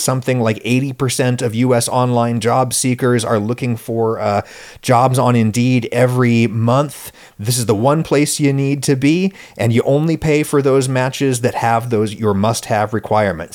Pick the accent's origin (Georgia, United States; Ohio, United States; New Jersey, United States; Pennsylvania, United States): Pennsylvania, United States; State College; born or raised there